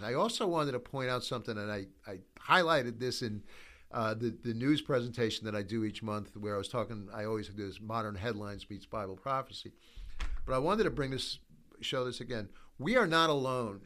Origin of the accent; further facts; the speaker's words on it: United States; we, as the American church